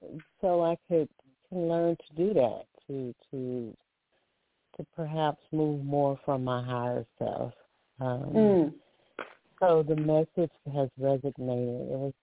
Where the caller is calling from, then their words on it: Alabama, United States; I'm calling from Alabama.